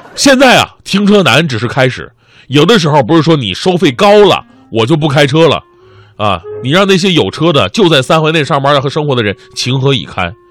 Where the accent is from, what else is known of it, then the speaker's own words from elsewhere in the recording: Changchun, Jilin, China; now in Beijing, China; 于是我特别好奇，想知道我的家乡是什么。特意在百度上搜索“长春精神”